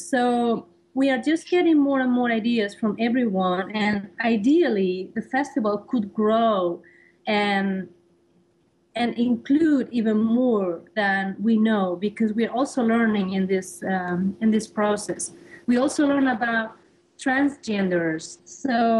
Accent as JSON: {"language": "English", "country": "Spain", "second_language": "English", "moved": "as an adult", "lives_now": "New York, United States", "said": "I come from Spain"}